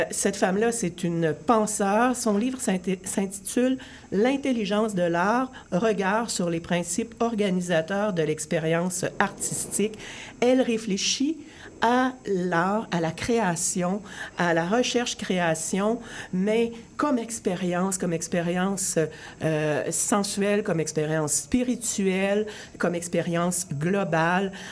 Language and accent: French; Rimouski, Quebec, Canada; je suis allée faire un petit séjour de 48 heures chez moi à Rimouski.